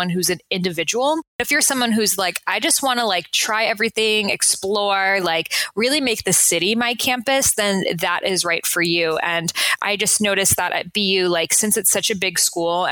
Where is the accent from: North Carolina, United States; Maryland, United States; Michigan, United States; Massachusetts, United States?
Massachusetts, United States; Newton; moved away as an adult; also born or lived in Washington, D.C.; now in Los Angeles, United States; I grew up in Newton and I went to Newton South High School